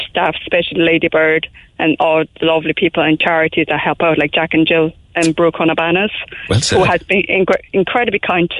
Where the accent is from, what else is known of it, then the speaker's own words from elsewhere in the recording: Taiwan; now in Cork, Ireland; I'm from Taiwan originally.